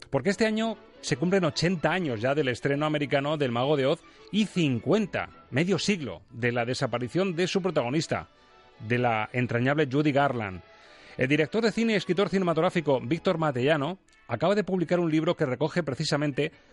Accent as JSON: {"language": "Spanish", "town": "Madrid", "region": "Community of Madrid", "country": "Spain", "said": "Claro, yo, y más siendo madrileño, me remito un poco a la movida"}